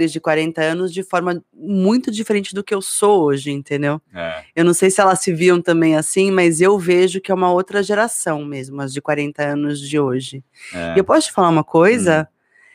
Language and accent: Portuguese; São Paulo, Brazil; eu que vinha do Morumbi